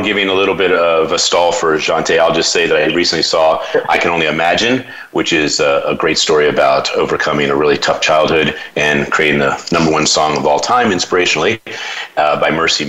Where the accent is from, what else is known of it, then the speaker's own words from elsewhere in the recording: Baltimore, Maryland, United States; That's because we're from Baltimore.